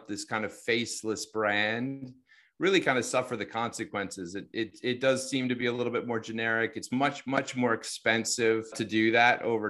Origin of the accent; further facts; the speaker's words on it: United States; accent: American; my American accent